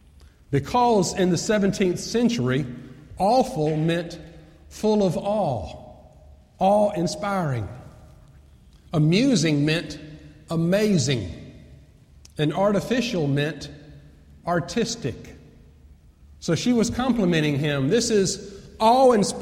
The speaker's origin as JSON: {"language": "English", "town": "Atlanta", "region": "Georgia", "country": "United States", "tie": "born or raised there", "said": "I grew up in Atlanta"}